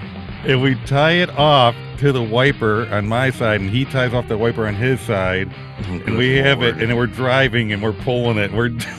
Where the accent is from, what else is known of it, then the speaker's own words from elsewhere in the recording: Tonawanda, New York, United States; I lived in Tonawanda.